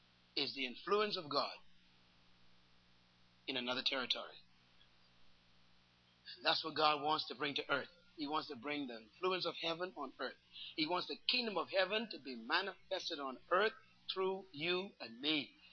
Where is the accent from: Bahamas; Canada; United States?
Bahamas; Bairntown, New Providence; born there; I was born in Bairntown. And South Street, on top of the hill, is a little school I went to called Western Prep.